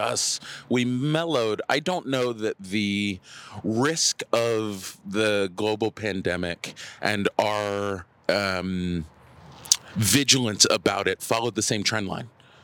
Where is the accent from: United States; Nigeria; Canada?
United States; Richmond, Virginia; born or raised there